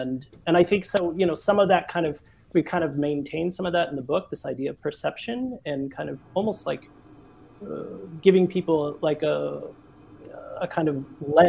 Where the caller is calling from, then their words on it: Stockholm, Stockholm County, Sweden; And I'm in Stockholm, yeah.